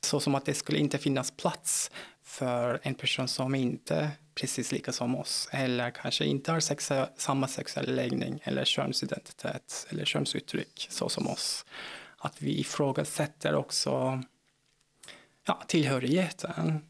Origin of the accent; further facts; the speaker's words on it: Turkey; Swedish is a second language; moved away as an adult; also born or lived in South Korea; now in Malmö, Sweden; jag är född och uppvuxen i Turkiet, så där har jag bott fram tills jag var 23